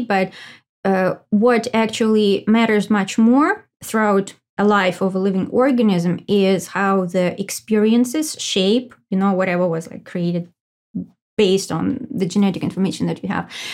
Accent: Russia; moved away as an adult; I was born in Russia and I lived for like twenty-five years. I guess the first twenty-five years of my life I, uh, lived in Russia.

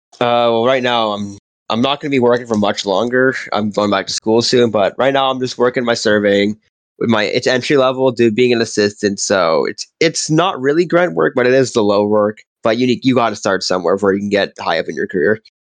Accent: Canada; growing up in Canada, being a white kid, it's all hockey

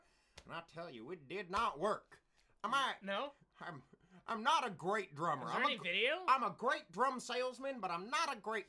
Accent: Texas, United States; And I'm from Texas, so I got like 8 guns on my person at all times.

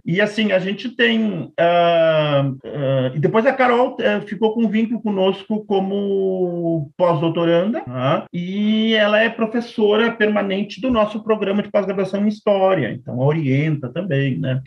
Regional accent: Porto Alegre, Rio Grande do Sul, Brazil; also born or lived in Pelotas; eu sou de Porto Alegre

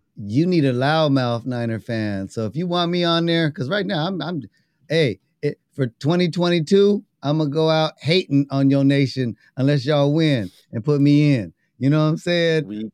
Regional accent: New York, United States; I'm from New York

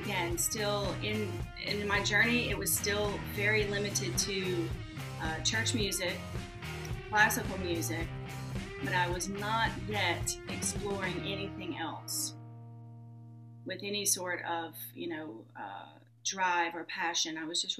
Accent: the South, United States; And when people would find out that I was from the South, they'd immediately, you know, think that I knew all of these country artists, which I don't.

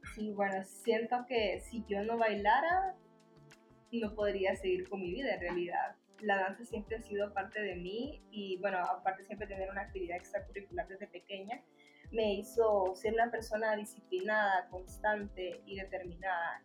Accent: Tegucigalpa, Francisco Morazán, Honduras; nací en Tegucigalpa y aquí crecí

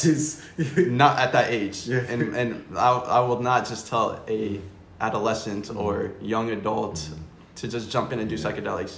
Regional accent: Florida, United States; also born or lived in New York; I was born in New York, raised in Florida, with an awesome family

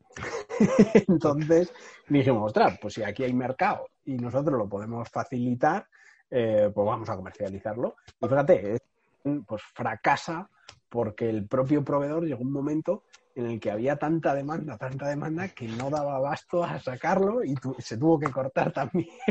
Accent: Madrid, Community of Madrid, Spain; yo, soy de Madrid, eh, tengo 30 años

